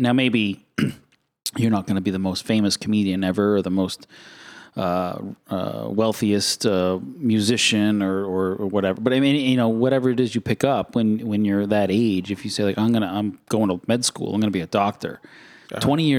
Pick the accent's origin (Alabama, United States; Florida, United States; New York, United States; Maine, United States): Maine, United States; I'm from Maine.